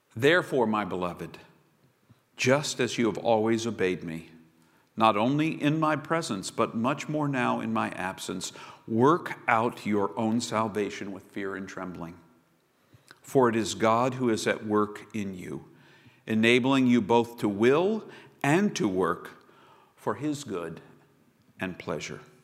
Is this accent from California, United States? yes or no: no; Chesapeake, Virginia, United States; I grew up in Chesapeake, Virginia